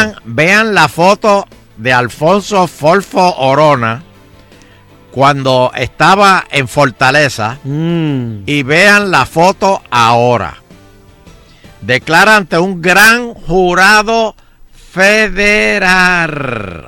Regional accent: Guaynabo, Puerto Rico; yo soy de Guaynabo

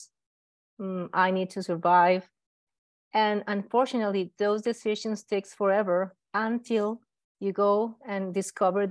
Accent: Colombia; I'm from Colombia. I studied medicine in Colombia.

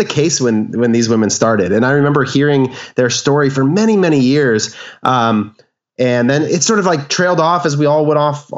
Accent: Orange County, Southern California, United States; So we're both from the Southern California area, Orange County area

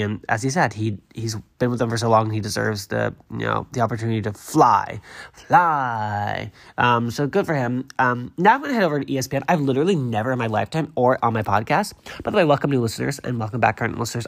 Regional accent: Massachusetts, United States; moved away; I am from Massachusetts

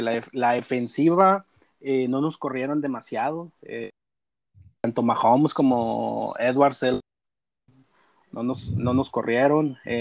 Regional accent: Monclova, Coahuila, Mexico; soy de Monclova, Coahuila, somos acá de Monclova

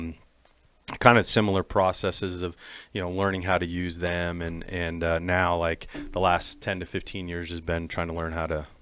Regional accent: Nebraska, United States; I grew up in Nebraska and grew up on like waterfowl ground, North Platte, South Platte rivers

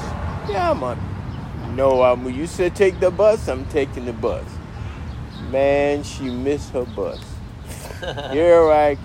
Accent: Portsmouth, Virginia, United States; also born or lived in Waverly, Virginia / Deep Creek, Chesapeake, Virginia; I was born in Wavery, and I came to Portsmouth, and that's where I grew up at. When I was 6 years old, I came to Portsmouth.

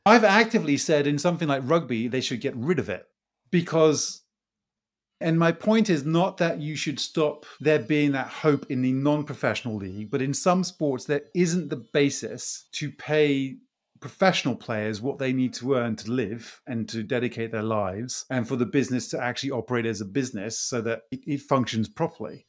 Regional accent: Brazil; moved away; I grew up in Brazil

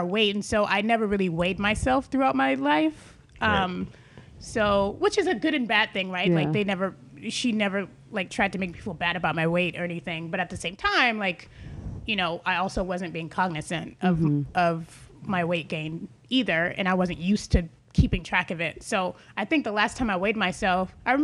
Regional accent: Atlanta, Georgia, United States; moved away as an adult; now in California, United States; I was raised in Atlanta, Georgia, and, being raised in the South

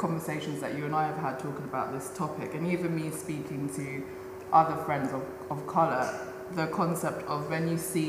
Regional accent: London, United Kingdom; I grew up in Peckham, which is predominantly, now it's gentrified as hell, but when I was living there, it was a very working class, black neighbourhood

